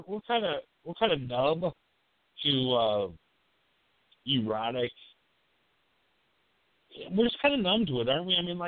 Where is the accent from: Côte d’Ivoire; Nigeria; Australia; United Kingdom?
United Kingdom; Leeds, Yorkshire and the Humber; also born or lived in Madison, Wisconsin / Texas; now in United States; I grew up in Leeds, London, United Kingdom, moved to Madison, Wisconsin. Become, you know, I came a Wisconsin guy, you know.